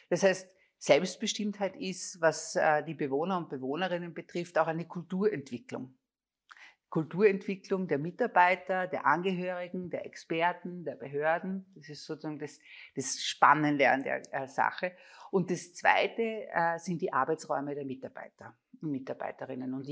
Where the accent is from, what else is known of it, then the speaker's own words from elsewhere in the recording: Linz, Upper Austria, Austria; Also ich komme aus Linz, mein Vater war Föstler, das war klar, du wirst Sekretärin in der Föst und gehst dort auch in Pension.